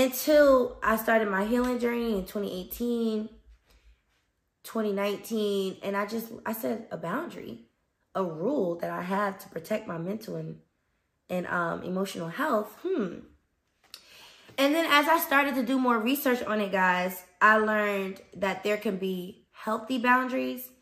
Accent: Newark, New Jersey, United States; moved away; So I'm from New Jersey, Brick City, North New Jersey.

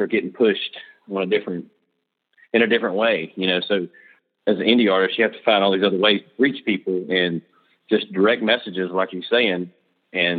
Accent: just below Charlotte, South Carolina, United States; I'm from the Charlotte, North Carolina area, actually from South Carolina, but I say Charlotte because it's easier for people that don't know where I'm from. It's just right below Charlotte

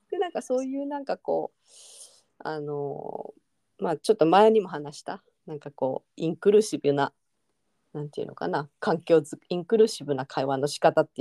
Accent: Japan; moved away; どこで生まれたのって聞かれてで、うんうん、日本って言って

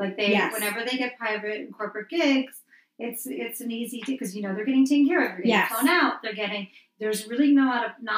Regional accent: Wayne and Montclair, New Jersey, United States; I'm from Wayne and Montclair

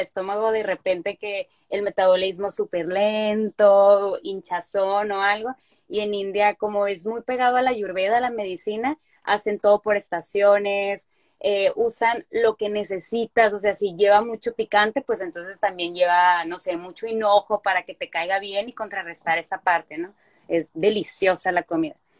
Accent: Culiacán, Sinaloa, Mexico; moved away as an adult; also born or lived in Mexico City; now in United States; yo soy originaria de Culiacán, Sinaloa

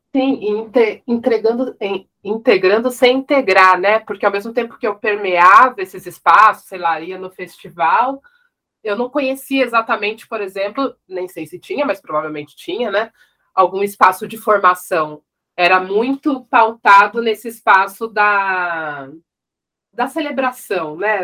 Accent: São José dos Campos, São Paulo, Brazil; nascida em São Paulo, mas cresci no interior, em São José dos Campos.

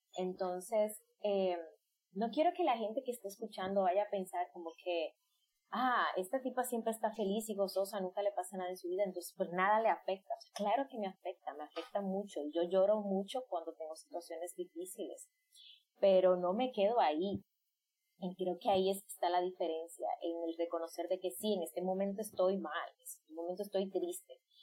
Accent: Dominican Republic; yo soy de isla, soy de República Dominicana

